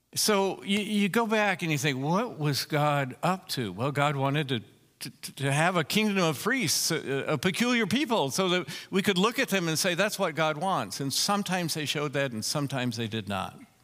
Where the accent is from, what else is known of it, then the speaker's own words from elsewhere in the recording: Colorado, United States; also born or lived in Chicago, Illinois; I'm from Colorado